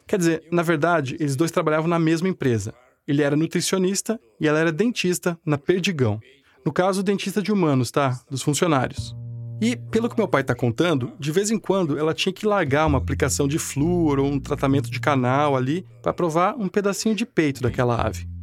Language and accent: Portuguese; Florianópolis, Santa Catarina, Brazil; minha terra, uma rivalidade tipo Havaí Figueirense